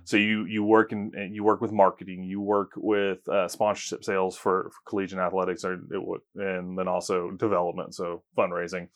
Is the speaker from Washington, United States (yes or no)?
no; Tulsa, Oklahoma, United States; moved away as an adult; now in Oklahoma City, United States; I grew up in Tulsa, Oklahoma